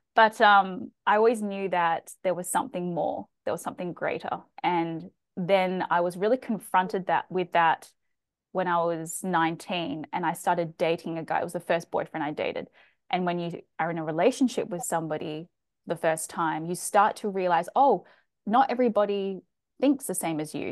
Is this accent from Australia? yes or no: yes; Australia; accent: Australian; also born or lived in Chile; i am from australia as you can tell from my accent i've done a lot of travel i've lived in other countries growing up um, South America. We lived in Chile